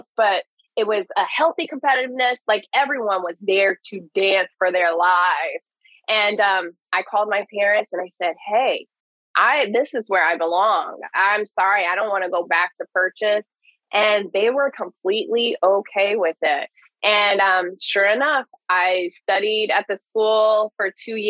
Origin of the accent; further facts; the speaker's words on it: the South, United States; I grew up in the South.